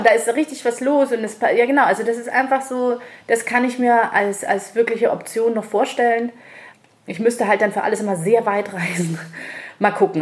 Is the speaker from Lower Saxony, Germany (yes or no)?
no; Munich, Bavaria, Germany; hier bin ich halt geboren und ich bin gerne hier und ich genieße die Vorzüge an München auf jeden Fall